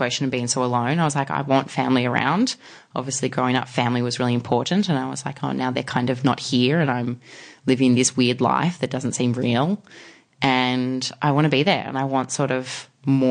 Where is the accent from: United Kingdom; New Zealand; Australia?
Australia; I'm from Australia.